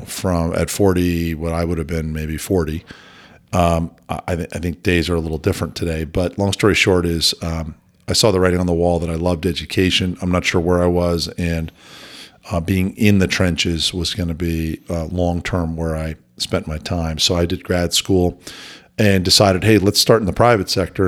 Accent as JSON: {"language": "English", "area": "outside New York City", "region": "Connecticut", "country": "United States", "tie": "born or raised there", "moved": "as an adult", "lives_now": "Idaho, United States", "said": "I actually grew up outside New York City in a commuting town and actually Connecticut"}